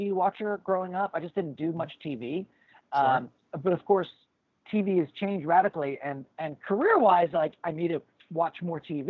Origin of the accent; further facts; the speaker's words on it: Texas, United States; also born or lived in Ascot, England; I was born in Ascot, England. Okay. My family all immigrated to Texas 45 years ago last month